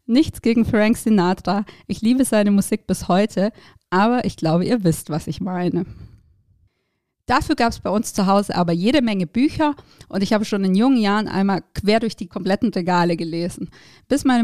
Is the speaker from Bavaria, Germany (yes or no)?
no; Baden-Württemberg, Germany; Aufgewachsen bin ich im Süden Deutschlands, in einer kleinen Stadt zwischen Stuttgart und Ulm.